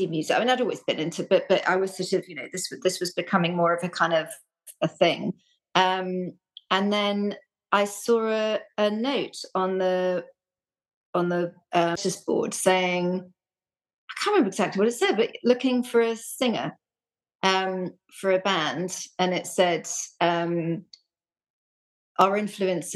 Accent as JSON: {"language": "English", "region": "London", "country": "United Kingdom", "tie": "born or raised there", "also_born_or_lived": "Reading", "moved": "as an adult", "said": "I grew up in London"}